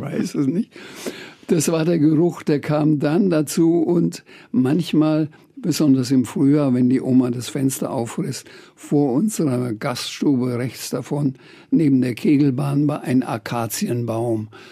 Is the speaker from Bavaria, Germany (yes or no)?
yes; Franconia, Bavaria, Germany; also born or lived in Bamberg / Schweinfurt / Birkenfeld; dass ich Franke bin